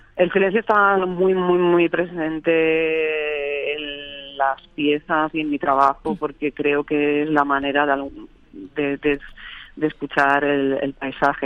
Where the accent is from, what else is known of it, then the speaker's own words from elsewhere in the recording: Barcelona, Catalonia, Spain; moved away as an adult; also born or lived in Extremadura; now in Madrid, Spain; yo sí que nací en Barcelona, pero llevo ya desde 2015 viviendo en Madrid